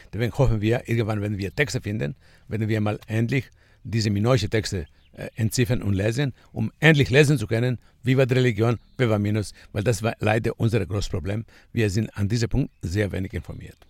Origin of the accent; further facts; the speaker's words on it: Kritsa, Crete, Greece; German is a second language; Ich komme aus Kritza, ich bin Kreta geboren und ich bin Fremdenführer von Beruf